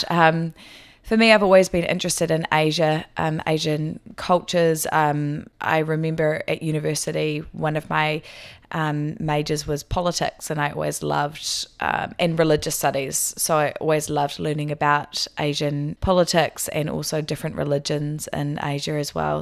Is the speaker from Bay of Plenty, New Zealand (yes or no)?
no; Hawke's Bay, New Zealand; moved away as an adult; also born or lived in Wellington, New Zealand / South Korea; now in Taiwan; I'm from the North Island, so I was born in Hawke's Bay, which is on the east coast of the North Island